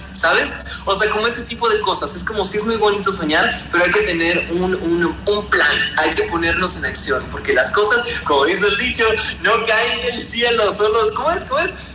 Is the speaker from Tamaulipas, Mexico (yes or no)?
no; Veracruz, Mexico; now in Mexico City, Mexico; Nosotros somos de Veracruz